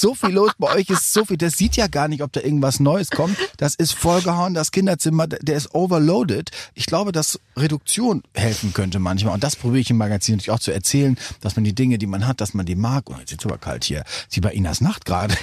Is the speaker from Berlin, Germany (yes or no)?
no; North Rhine-Westphalia, Germany; also born or lived in Recklinghausen; bei uns in Westfalen